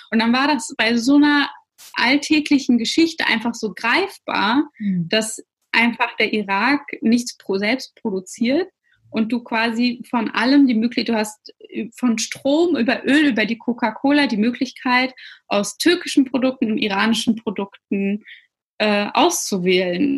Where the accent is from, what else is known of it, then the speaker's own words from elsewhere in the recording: Schwerin, Mecklenburg-Vorpommern, Germany; first language Russian; moved away as an adult; also born or lived in Russia / Berlin; ich bin in Schwerin dann aufgewachsen und auch zur Schule ge äh, gegangen